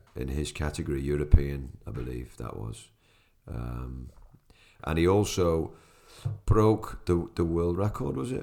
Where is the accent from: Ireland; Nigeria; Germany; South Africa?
Ireland; as an Irishman